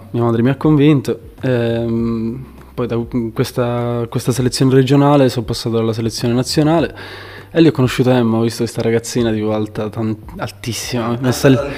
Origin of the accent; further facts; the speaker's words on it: Valderice, Sicily, Italy; moved away as an adult; also born or lived in Livorno; now in Empoli, Italy; Sono originario di Valderice, in provincia di, di Trapani, in Sicilia. Eh, da tre annetti mi sono trasferito qui in Toscana, ho fatto un anno a Empoli, poi un anno a Livorno e ora sono ritornato a Empoli.